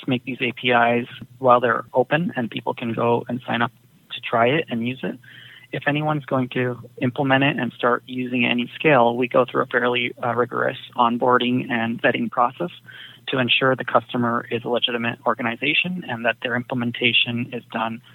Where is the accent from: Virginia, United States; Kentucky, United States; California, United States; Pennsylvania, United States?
California, United States; Silicon Valley; I grew up in the Silicon Valley